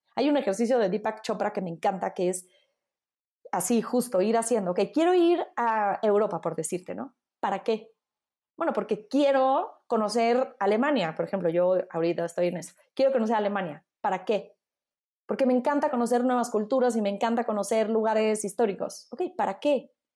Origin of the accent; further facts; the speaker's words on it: Mexico; accent: Mexican; moved away as an adult; also born or lived in Italy; hablo italiano con un fuerte acento mexicano, entonces luego, luego de, ¿de dónde eres? De México